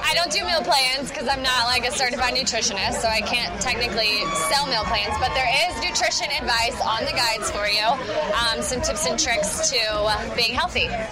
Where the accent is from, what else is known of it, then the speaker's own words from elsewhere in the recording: Tyler, Texas, United States; moved away as an adult; now in Kansas City, United States; I'm from Tyler, Texas